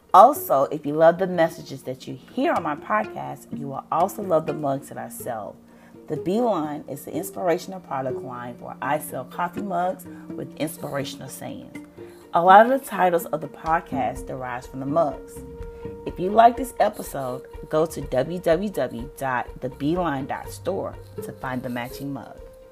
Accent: the South, United States; I'm from the South

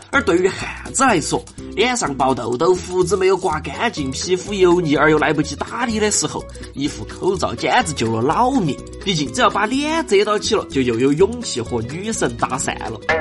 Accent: China; 我们中国人

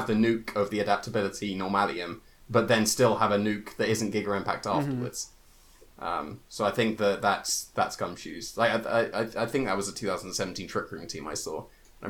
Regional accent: United Kingdom; I am British.

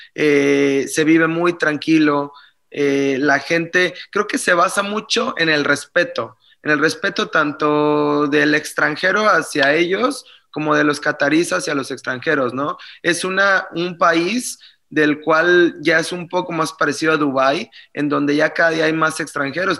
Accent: Mexico; moved away as an adult; also born or lived in Germany; empecé a mis 23 años cuando salí de México

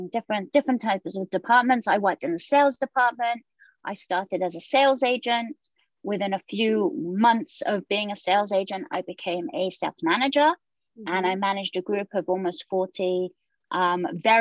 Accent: England, United Kingdom; moved away as an adult; now in Jerusalem; So I was born in the United Kingdom and I was living there for 18 years.

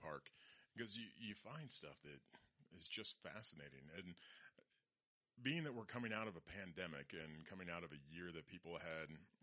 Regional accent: Loveland, Colorado, United States; Growing up in Loveland

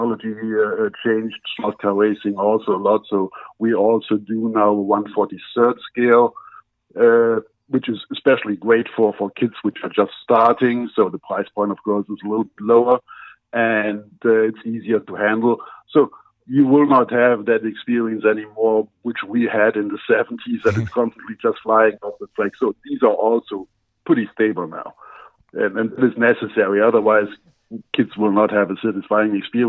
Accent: Germany; English is a second language; now in United States; as everybody can hear from my accent, I'm not originally from the U.S. I was born in Germany

